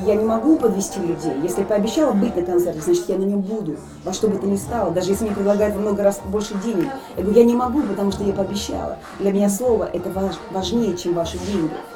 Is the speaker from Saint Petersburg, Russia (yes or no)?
no; Nalchik, Kabardino-Balkaria, Russia; moved away; Я воспитывалась на Кавказе, в городе Нальчике